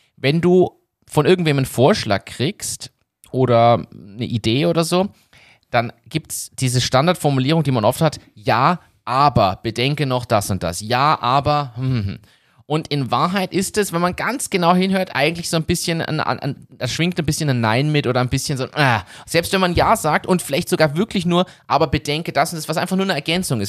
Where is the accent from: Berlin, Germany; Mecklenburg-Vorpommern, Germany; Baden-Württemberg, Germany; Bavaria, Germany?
Berlin, Germany; ich bin in Berlin aufgewachsen